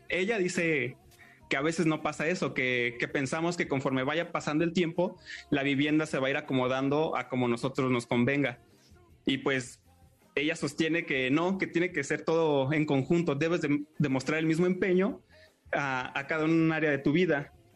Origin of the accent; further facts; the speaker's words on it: Mexico; nosotros somos mexicanos